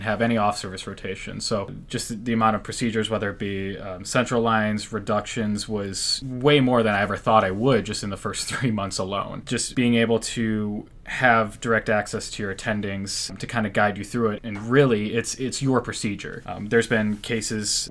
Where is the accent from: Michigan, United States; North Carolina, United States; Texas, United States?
Michigan, United States; Rochester; also born or lived in Grand Rapids, Michigan; born and raised in Michigan, grew up in Rochester, Michigan, just outside of Metro Detroit